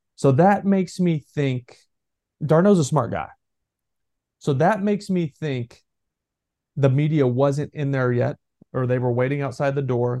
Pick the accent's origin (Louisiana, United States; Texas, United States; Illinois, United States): Texas, United States; I'm from Texas